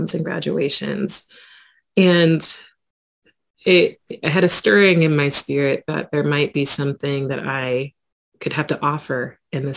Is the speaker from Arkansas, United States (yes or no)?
no; Quincy, Illinois, United States; growing up in my hometown of Quincy, Illinois